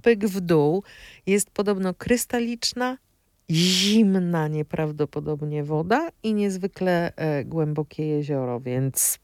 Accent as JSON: {"language": "Polish", "region": "Opole Voivodeship", "country": "Poland", "said": "ja jestem z Opolszczyzny"}